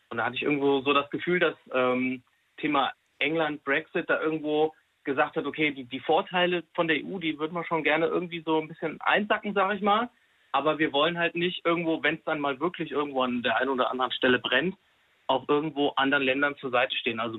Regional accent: Hesse, Germany; Wir kommen jetzt aus der Nähe von Fulda, das kennt man irgendwo noch, sage ich mal.

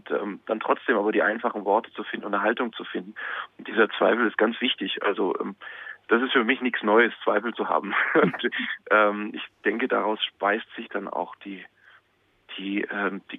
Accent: Munich, Bavaria, Germany; born there; geboren in München, also das hilft dem Dialekt jetzt auch nicht unbedingt.

